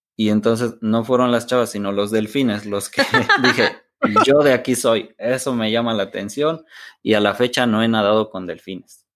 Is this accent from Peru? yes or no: no; San Miguel Palmas, Querétaro, Mexico; mi familia materna, que, es con quien, pues, con quien crecí, es de un poblado que se llama San Miguel Palmas